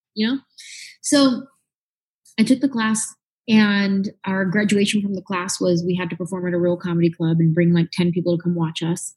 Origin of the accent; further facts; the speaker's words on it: San Jose, California, United States; I grew up in the Bay Area